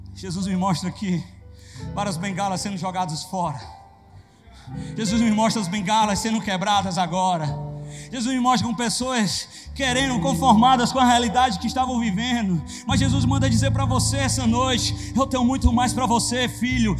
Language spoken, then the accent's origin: Portuguese; interior of Ceará, Brazil; eu sou do interior do Ceará